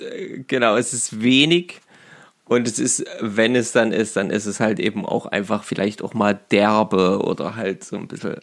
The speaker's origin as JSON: {"language": "German", "country": "Germany", "said": "bei uns in Deutschland"}